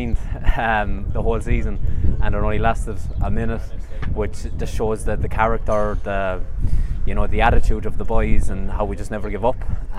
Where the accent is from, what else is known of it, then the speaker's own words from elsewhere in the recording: Limerick, Munster, Ireland; my hometown in Limerick